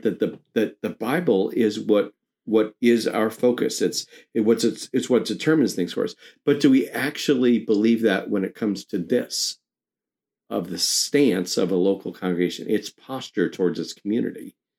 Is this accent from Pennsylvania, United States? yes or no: no; New York, United States; I grew up in New York